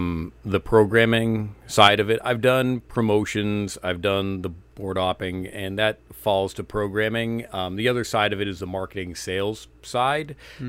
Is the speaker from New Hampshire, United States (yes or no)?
yes; Bethlehem, New Hampshire, United States; I grew up in New Hampshire, small town called Bethlehem. Not a whole lot to do up there.